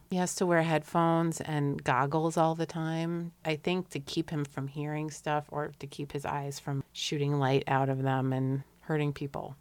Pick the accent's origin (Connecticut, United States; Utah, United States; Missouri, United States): Connecticut, United States; Hartford; When I was growing up in the West End of Hartford, Connecticut